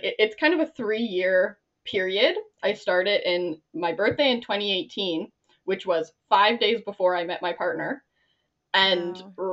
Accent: Ontario, Canada; moved away as an adult; also born or lived in Nova Scotia; I'm from Ontario

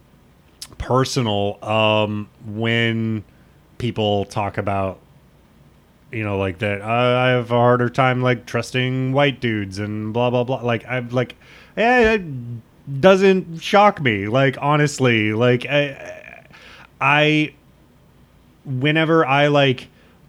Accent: Nebraska, United States; growing up in Nebraska

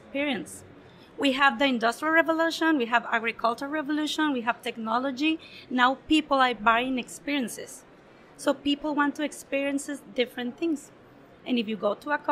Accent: Mexico; also born or lived in America; now in United Arab Emirates; I'm from Mexico

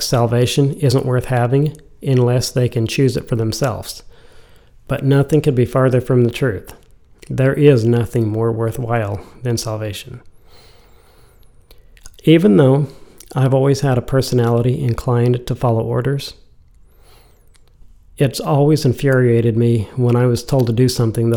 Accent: United States; being an American

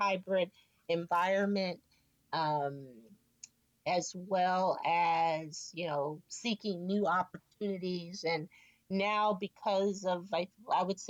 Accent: San Francisco, California, United States; Born and raised in San Francisco, proud to say. Grew up in the Excelsior District

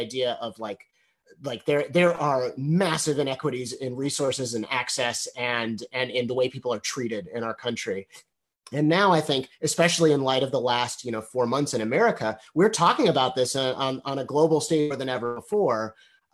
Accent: Evanston, Illinois, United States; I grew up in Evanston, Illinois

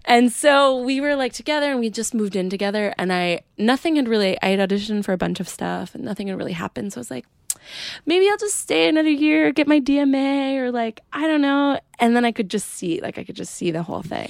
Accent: Adirondacks, New York, United States; also born or lived in Plattsburgh, New York; I grew up in a tiny town in the Adirondacks

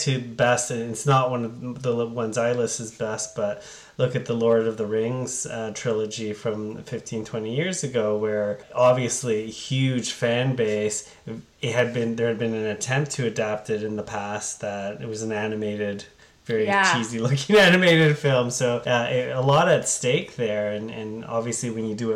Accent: Ottawa, Ontario, Canada; now in Hamilton, Canada; I grew up in Ottawa

